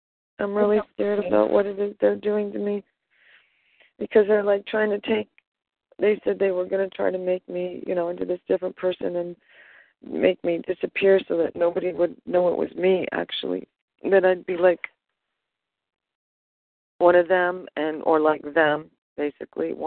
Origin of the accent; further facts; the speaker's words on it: Southern California, United States; now in St. Louis, United States; Well, I'm from Southern California, but I'm in St. Louis right now.